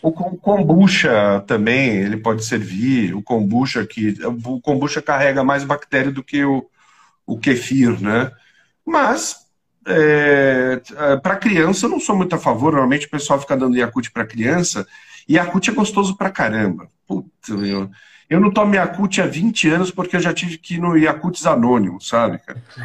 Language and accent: Portuguese; São Paulo, Brazil; eu sou paulistano, nasci na Beneficência Portuguesa, bem no centro de São Paulo